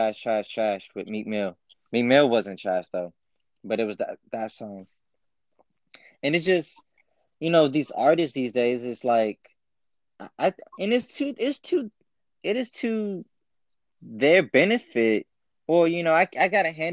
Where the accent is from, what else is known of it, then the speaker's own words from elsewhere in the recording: Columbus, Ohio, United States; I was born in Columbus, Ohio